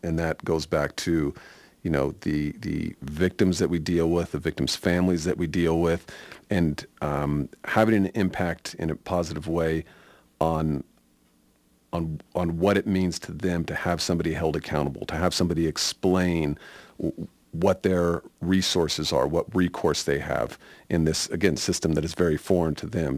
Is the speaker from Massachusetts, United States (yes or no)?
no; Sacramento, California, United States; also born or lived in Nevada County, California; I grew up in Sacramento, California, uh, born and raised there.